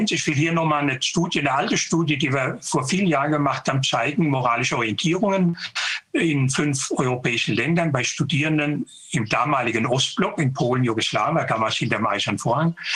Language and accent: German; Konstanz, Baden-Württemberg, Germany; hier in der Nähe in Überlingen, ich bin aus Konstanz.